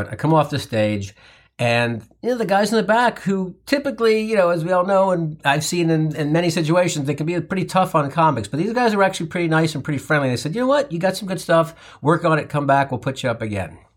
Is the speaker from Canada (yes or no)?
no; Midwest, United States; I grew up in the Midwest and lived on a farm.